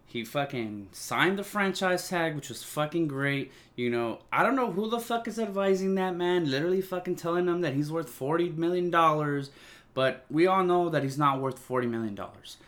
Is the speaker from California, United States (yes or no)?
yes; California, United States; I'm from California